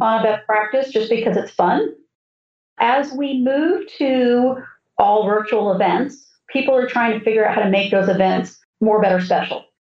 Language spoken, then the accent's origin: English; South Florida, United States; when I grew up in South Florida, the Braves were still playing in West Palm Beach